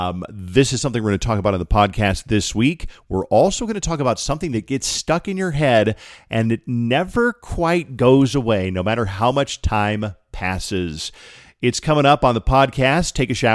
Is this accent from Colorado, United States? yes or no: yes; Colorado, United States; the Mountaintop Studios are the house I grew up in Colorado that we were able to keep in the family and upgrade and remodel.